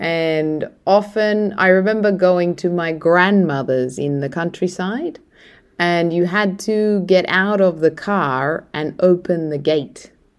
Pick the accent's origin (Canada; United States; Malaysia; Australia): Australia; I'd still be Australian.